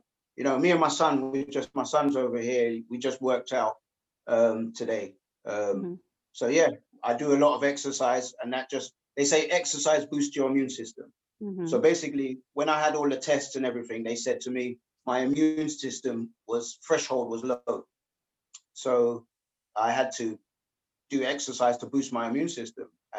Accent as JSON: {"language": "English", "region": "London", "country": "United Kingdom", "tie": "born or raised there", "said": "I was born in Hammersmith Hospital, just down the road"}